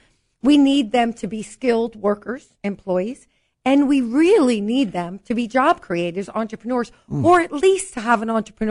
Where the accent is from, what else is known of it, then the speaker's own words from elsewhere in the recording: New York City, New York, United States; I'm a New Yorker. I'm a girl from Brooklyn.